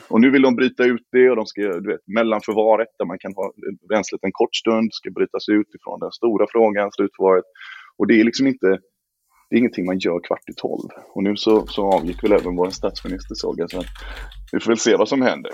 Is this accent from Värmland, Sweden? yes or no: no; Gothenburg, Västra Götaland, Sweden; moved away; jag är en trebarnsfar från Göteborg och bor nu i Göteborg igen efter många turer runt om